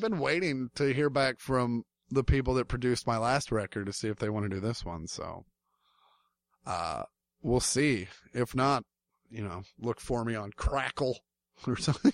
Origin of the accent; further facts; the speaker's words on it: Kansas City, United States; growing up in Kansas City